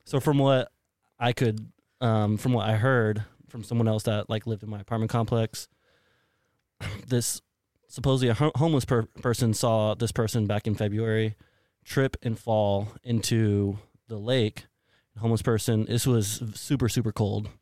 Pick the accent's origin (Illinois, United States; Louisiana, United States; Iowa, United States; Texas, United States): Texas, United States; San Antonio; also born or lived in Colorado Springs, Colorado; now in Austin, United States; I'm born and raised in the San Antonio area